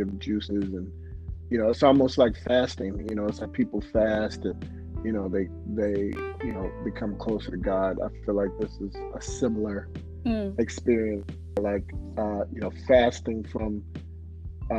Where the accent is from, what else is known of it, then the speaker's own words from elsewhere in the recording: St. Louis, Missouri, United States; now in New York City, United States; I'm originally from St. Louis, Missouri